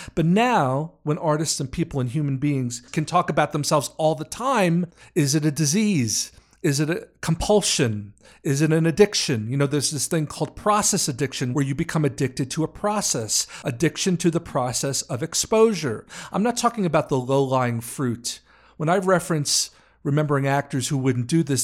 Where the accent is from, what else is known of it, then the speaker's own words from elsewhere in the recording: New York, United States; I'm from New York